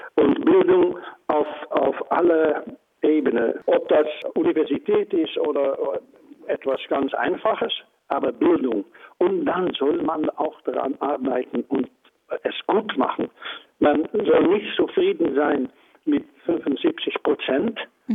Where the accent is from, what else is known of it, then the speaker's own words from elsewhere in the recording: Netherlands; German is a second language; ich bin auch Niederländer, Holländer.